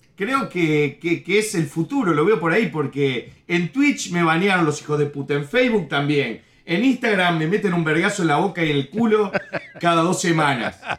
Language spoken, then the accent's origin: Spanish; Uruguay; moved away as an adult; also born or lived in New Jersey, United States; now in Miami, United States; Y en Uruguay viví desde los 8 años hasta los 25 por ahí